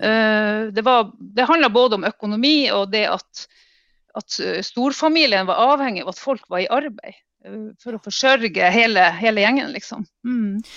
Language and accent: Norwegian; Finnmark, Norway; also born or lived in Alta; jeg kommer fra en klassisk arbeiderklassefamilie da, eh, i Finnmark